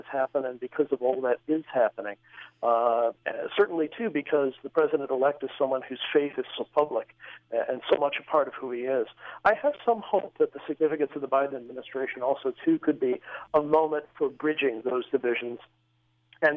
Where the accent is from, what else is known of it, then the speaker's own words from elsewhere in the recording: United States; part of our identity as American Catholics today